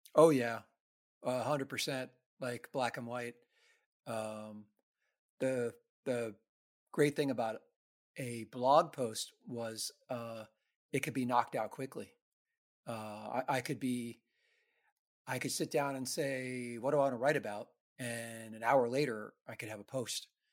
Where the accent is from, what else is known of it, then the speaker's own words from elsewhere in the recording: New York City, New York, United States; I grew up in the New York City ska scene